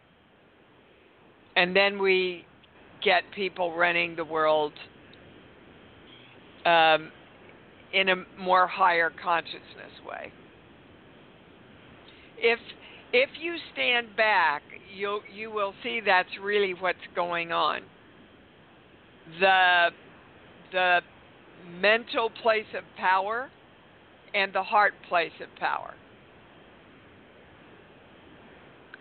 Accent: Kansas City, Missouri, United States; I've just been doing a lot of interviews in my hometown of Kansas City

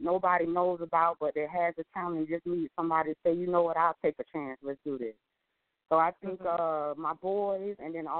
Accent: New Jersey, United States; now in Fort Lauderdale, United States; I was born in New Jersey. I'm living now in Fort Lauderdale, Florida

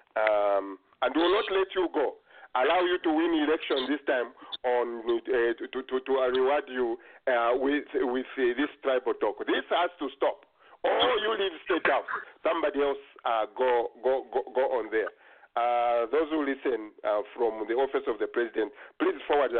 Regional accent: Kitwe, Copperbelt Province, Zambia; when I grew up in Kitwe, in Mindoro there

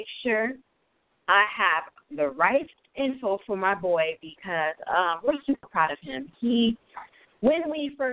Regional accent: Palm Beach, Florida, United States; Florida, my hometown, Palm Beach.

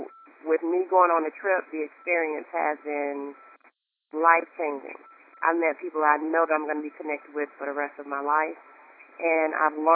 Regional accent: North Carolina, United States; also born or lived in Raleigh, North Carolina; I'm from North Carolina. I live in Raleigh, North Carolina.

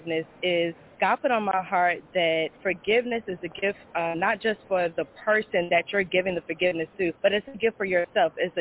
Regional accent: Newport News, Virginia, United States; I'm from Newport News, VA757

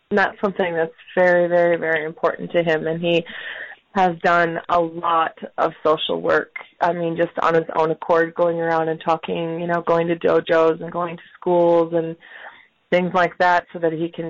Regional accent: South Dakota, United States; born there; I was born in South Dakota, in the United States.

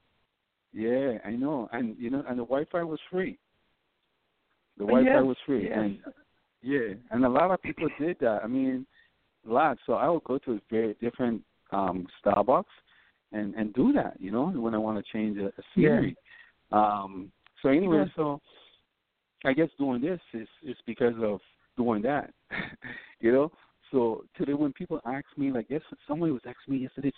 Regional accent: U.S. Virgin Islands; moved away as an adult; also born or lived in Washington State, United States; I was born and raised in St. Thomas in Virgin Islands.

